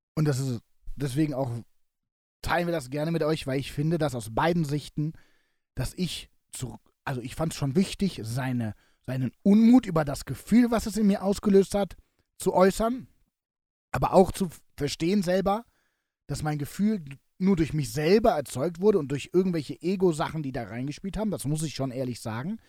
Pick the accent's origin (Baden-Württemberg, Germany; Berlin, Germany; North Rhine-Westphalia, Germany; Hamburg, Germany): North Rhine-Westphalia, Germany; Cologne; mein Köln meine Heimatstadt ist